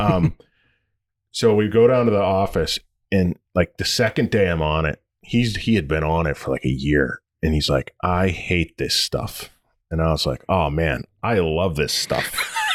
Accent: United States; moved away; also born or lived in Detroit, Michigan / Toledo, Ohio; I'm from Detroit and Toledo both

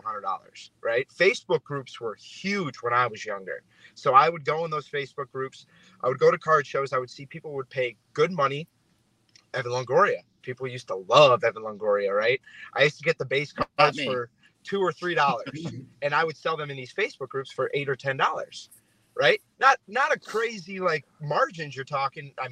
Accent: Cleveland, Ohio, United States; moved away; also born or lived in California; I'm originally from Cleveland

